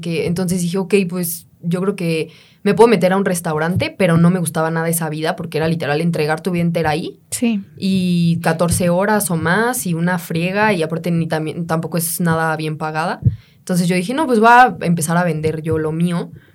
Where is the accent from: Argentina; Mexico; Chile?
Mexico; also born or lived in Mexico City